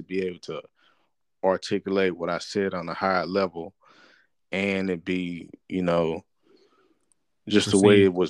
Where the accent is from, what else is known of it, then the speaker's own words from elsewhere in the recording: the South, United States; to do with the way that I, you know, rhyme as far as like being from the South and sounding like I'm from the East Coast is because I was trying to emulate ….